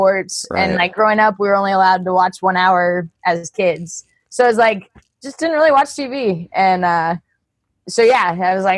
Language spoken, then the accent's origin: English; United States; accent: American; also born or lived in Kazakhstan; I sound very American